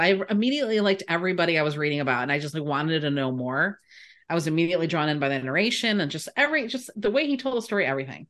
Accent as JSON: {"language": "English", "country": "United States", "tie": "born or raised there", "said": "I was born and raised in America"}